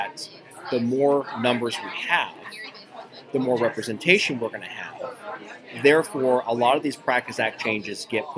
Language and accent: English; Ohio, United States; moved away; my home state of Ohio